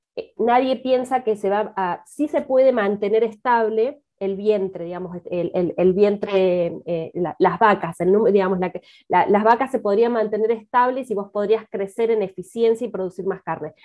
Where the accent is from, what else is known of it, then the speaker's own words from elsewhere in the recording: Argentina; siendo argentina